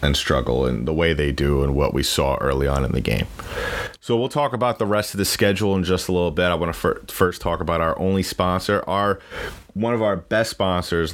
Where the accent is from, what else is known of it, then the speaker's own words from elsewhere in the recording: New York, United States; I am from New York